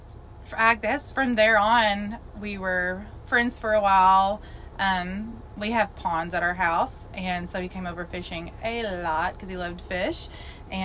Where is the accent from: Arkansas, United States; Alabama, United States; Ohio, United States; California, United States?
Arkansas, United States; I'm from Arkansas